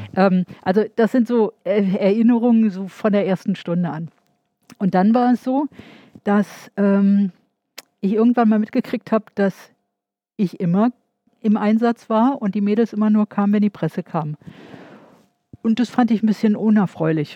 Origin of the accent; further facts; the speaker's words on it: Berlin, Germany; also born or lived in Zepernick / Marienfelde; ich bin in Berlin-Buch geboren. Wir sind die ersten drei Jahre in Zepernick gewesen und meine Mutter ist dann von Ostberlin nach Westberlin mit mir